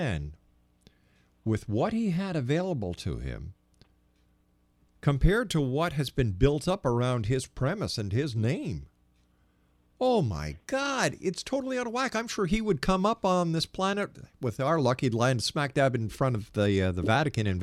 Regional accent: Montreal, Quebec, Canada

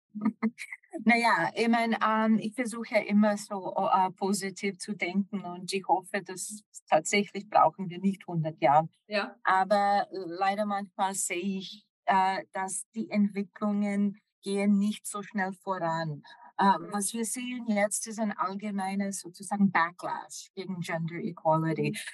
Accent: Washington, District of Columbia, United States; German is a second language; moved away as an adult; also born or lived in Moscow / Brussels; Ich komme ursprünglich aus Amerika, aus Washington, D.C.

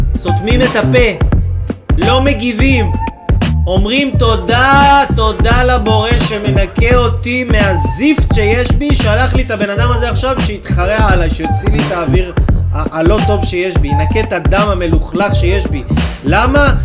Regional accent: Israel; אנחנו כיהודים וגם כישראלים

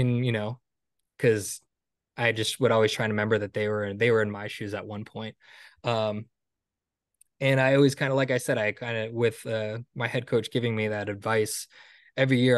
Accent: Stonington, Connecticut, United States; after I graduated from college, um, New London was a couple towns over from where I grew up in Stonington, Connecticut.

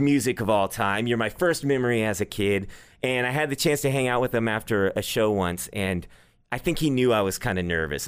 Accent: Dallas, Texas, United States; also born or lived in Nashville; I grew up here

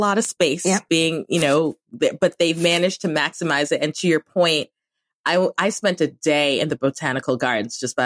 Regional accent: Cameroon; moved away; I grew up in Cameroon. So I've actually grown up with hot Christmases.

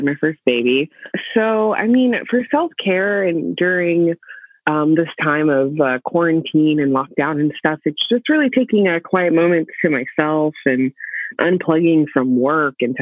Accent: Oakland, California, United States; I'm born and raised in Oakland

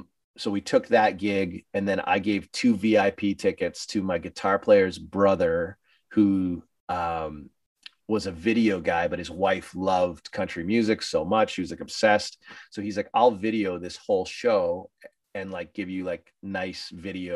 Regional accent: Sudbury, Ontario, Canada; we did a record release party in my hometown

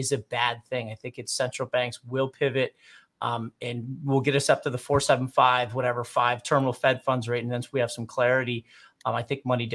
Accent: Queensbury, New York, United States; also born or lived in Saratoga Springs, New York; Queensbury, New York, which is 20 minutes away from here, which is my hometown where I went to school

